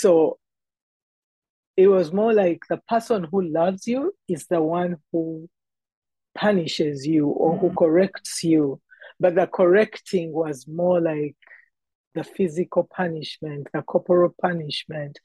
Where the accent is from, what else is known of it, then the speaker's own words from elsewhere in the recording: Uganda; moved away as an adult; now in Canada; I am a girl who was born and raised in Uganda, in East Africa